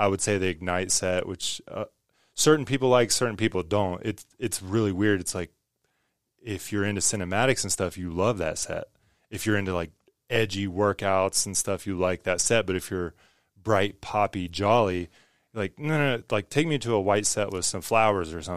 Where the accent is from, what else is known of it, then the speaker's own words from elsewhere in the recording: West Virginia, United States; I grew up in West Virginia, where no one values art.